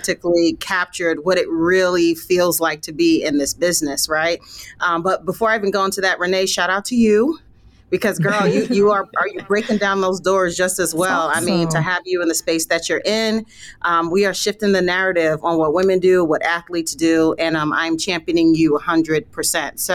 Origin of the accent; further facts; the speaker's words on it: New York City, New York, United States; moved away as an adult; now in Phoenix, United States; I'm from Brooklyn, New York. So I spent my time basically on every playground you can think about in the city